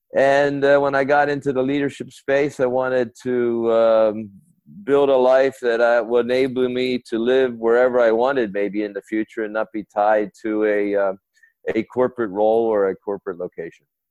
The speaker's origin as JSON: {"language": "English", "country": "United States", "moved": "as an adult", "said": "my home country, the US"}